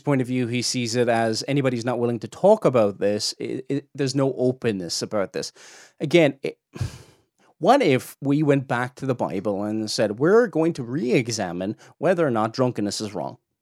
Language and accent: English; Cork, Munster, Ireland; accent: Cork; my Cork accent comes out sometimes here.